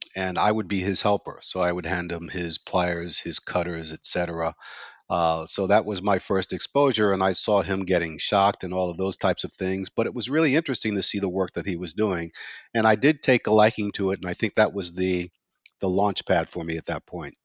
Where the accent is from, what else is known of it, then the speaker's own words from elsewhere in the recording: New York City, New York, United States; growing up in Brownsville was growing up in a ghetto environment